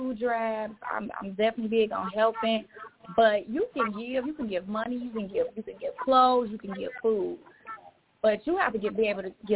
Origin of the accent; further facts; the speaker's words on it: Chicago, Illinois, United States; now in Miami, United States; I am from Chicago, Illinois. I currently live in Miami, Florida.